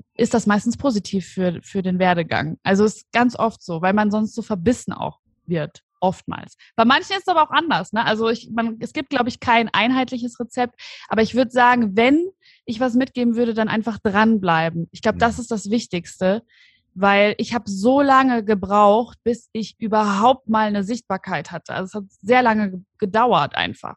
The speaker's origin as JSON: {"language": "German", "town": "Aschaffenburg", "region": "Bavaria", "country": "Germany", "moved": "as an adult", "lives_now": "Cologne, Germany", "said": "ich komme ursprünglich aus Aschaffenburg. Das liegt in Unterfranken und bin aber vor ungefähr fünfeinhalb Jahren nach Köln gezogen"}